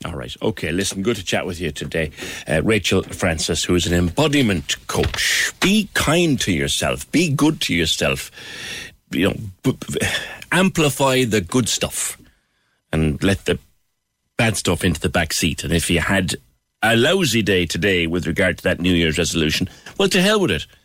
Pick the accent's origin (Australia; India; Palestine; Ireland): Ireland